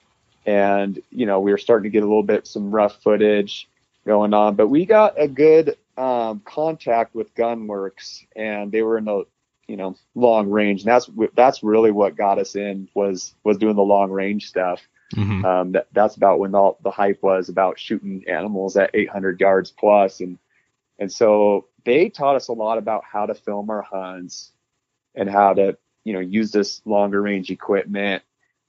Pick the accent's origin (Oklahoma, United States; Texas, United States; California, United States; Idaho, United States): Idaho, United States; North; we grew up in the North Idaho region.